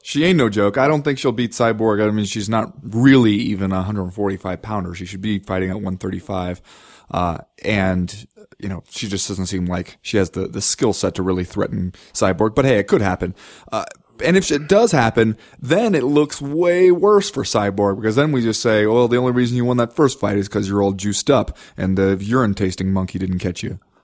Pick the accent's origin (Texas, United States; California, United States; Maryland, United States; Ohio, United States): Ohio, United States; Cincinnati; I grew up in Cincinnati